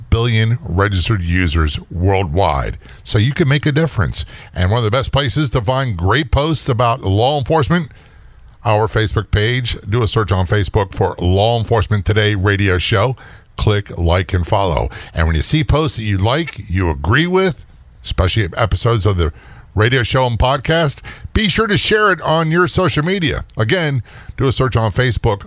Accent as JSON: {"language": "English", "town": "Norfolk", "region": "Virginia", "country": "United States", "tie": "born or raised there", "said": "I grew up in Norfolk, Virginia. My dad was a career Navy guy"}